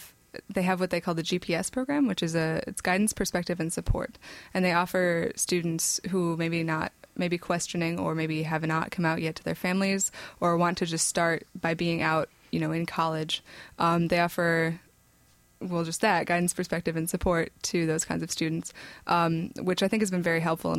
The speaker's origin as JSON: {"language": "English", "town": "Vicksburg", "region": "Michigan", "country": "United States", "tie": "born or raised there", "said": "I did come from a smaller town. I came from Vicksburg, Michigan, but no one knows where that is."}